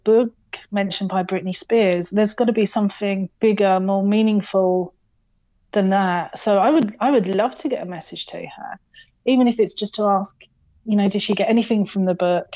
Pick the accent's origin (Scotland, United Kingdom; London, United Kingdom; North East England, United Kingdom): London, United Kingdom; moved away; I'm originally from London, which obviously, as you know, is a huge city